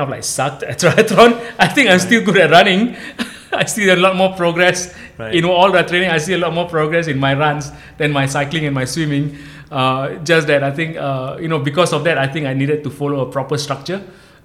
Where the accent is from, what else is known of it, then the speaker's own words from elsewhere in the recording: Singapore; moved away as an adult; also born or lived in Malaysia; I'm Singaporean. I grew up in Singapore